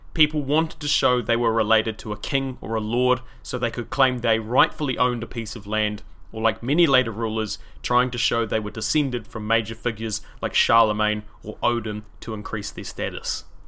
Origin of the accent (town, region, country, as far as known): New Zealand; accent: Kiwi